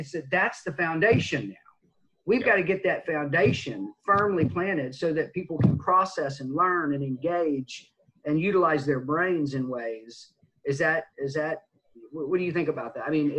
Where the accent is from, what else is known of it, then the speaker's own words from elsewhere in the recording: United States; our national sense of pride, being American